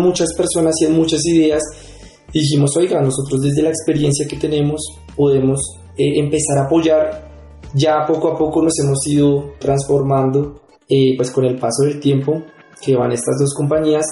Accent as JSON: {"language": "Spanish", "region": "Bogotá", "country": "Colombia", "tie": "born or raised there", "said": "yo soy de Bogotá. Eh, yo nací acá, mi familia es de acá."}